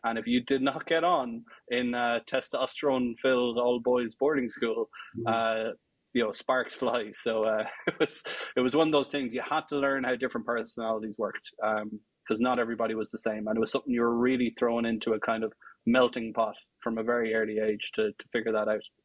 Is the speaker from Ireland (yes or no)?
yes; Tullamore, Leinster, Ireland; I grew up um, outside Tullamore, about four ah. miles outside Tullamore, in the middle of uh, in the middle of the countryside in the sticks